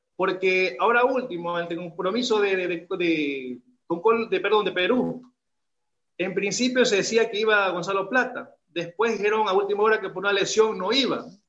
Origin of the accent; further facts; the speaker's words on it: Ecuador; also born or lived in Guayaquil; como ecuatoriano